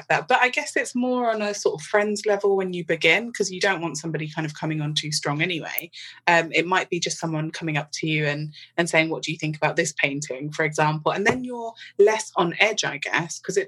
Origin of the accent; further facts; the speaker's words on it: London, United Kingdom; born and raised in London.